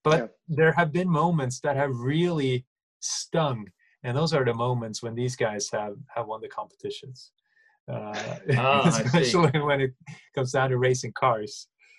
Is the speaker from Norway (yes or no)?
yes; Norway; Because when I say I'm from Norway over here, a lot of people are like, oh yeah, my aunt's Swedish too.